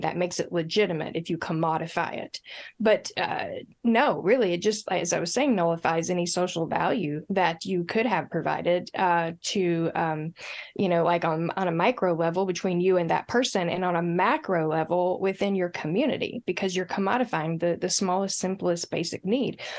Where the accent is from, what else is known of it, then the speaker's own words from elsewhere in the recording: Appalachia, United States; I'm Appalachian.